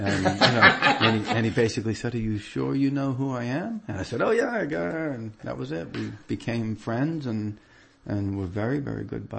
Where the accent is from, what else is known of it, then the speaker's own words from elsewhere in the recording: Peabody, Massachusetts, United States; I'm from Peabody